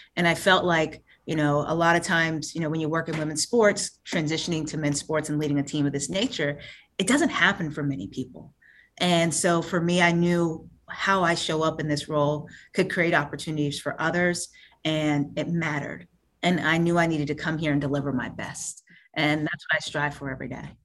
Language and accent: English; Fayetteville, North Carolina, United States; Born and raised in Fayetteville, North Carolina